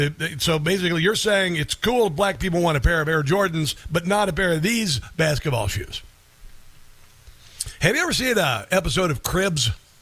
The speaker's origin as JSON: {"language": "English", "region": "Midwest", "country": "United States", "said": "You know, there are people like, I'm from the Midwest, so I have no accent."}